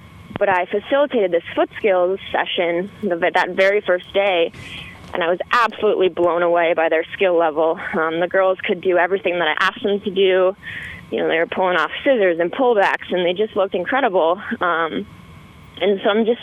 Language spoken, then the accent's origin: English; Boston, Massachusetts, United States; So I grew up in the Boston, Massachusetts area, and I grew up in a suburb of Boston